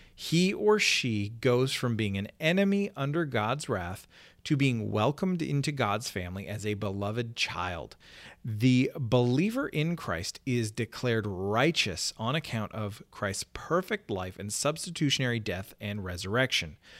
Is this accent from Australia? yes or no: no; Canada; moved away; my home country